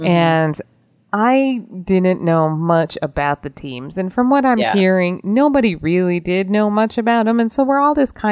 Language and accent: English; Utah, United States; growing up in Utah